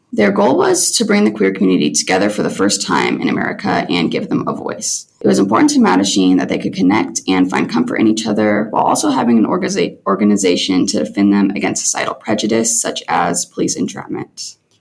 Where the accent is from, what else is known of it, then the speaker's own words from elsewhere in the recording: Salina, Kansas, United States; I'm originally from Salina, Kansas.